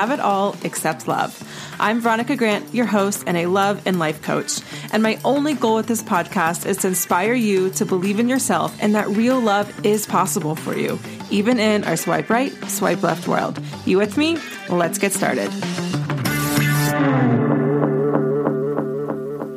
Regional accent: East Coast, United States; now in Colorado, United States; I'm from the East Coast originally.

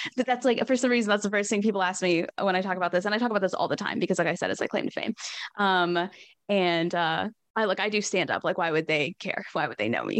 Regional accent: Northwest Arkansas, United States; I'm from Northwest Arkansas

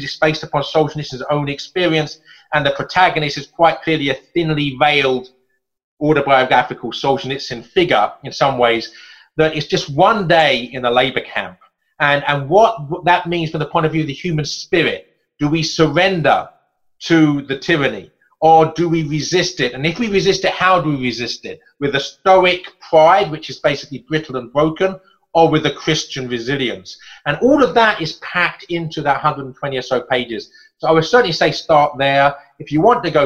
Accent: England, United Kingdom; as an Englishman

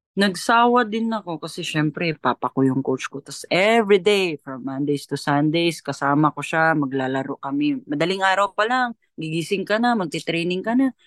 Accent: Argao, Central Visayas, Philippines; Sa hometown ko, sa Argao, Cebu

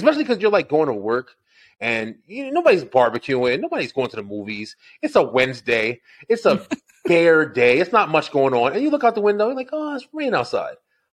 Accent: Elizabeth, New Jersey, United States; moved away as an adult; also born or lived in Old Bridge, New Jersey; now in Georgia, United States; I'm actually from Elizabeth, New Jersey. Born and raised in Jersey

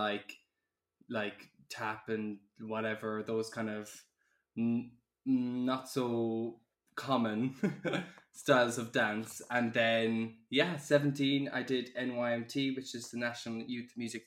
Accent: Ireland; now in London, United Kingdom; I am 24, I'm from Ireland, living in London

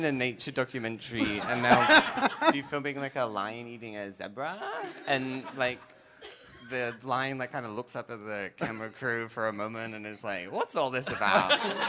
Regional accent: Brisbane, Queensland, Australia; In my house in Brisbane. I don't know why everyone keeps bringing that up. Yeah, I grew up in Brisbane.

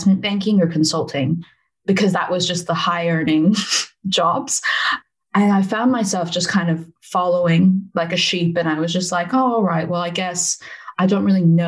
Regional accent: Silicon Valley, California, United States; accent: American; moved away as an adult; now in United Kingdom; As you can probably tell from my accent, I'm American. I'm originally from California. And I grew up in the Silicon Valley

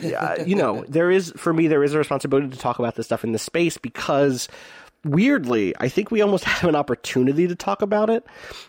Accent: Pennsylvania, United States; my hometown was on the edge of West Philadelphia and has a lot of first-generation immigrants and people of color and a huge range of wealth between its more suburban and urban sides

